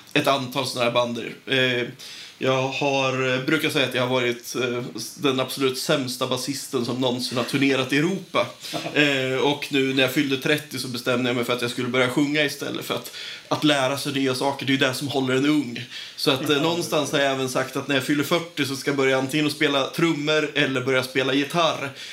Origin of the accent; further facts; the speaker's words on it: Nyköping, Södermanland, Sweden; also born or lived in Umeå; now in Linköping, Sweden; Jag kommer från Nyköping, har bott ett par år i Umeå också